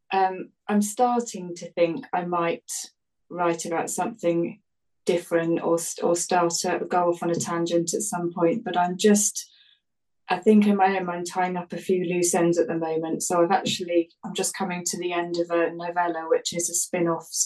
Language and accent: English; United Kingdom; that's what we call them in the UK